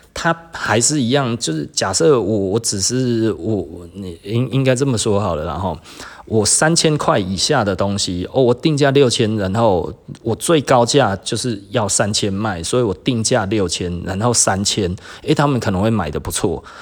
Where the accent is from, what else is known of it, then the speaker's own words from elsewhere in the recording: Taiwan; 我们台湾人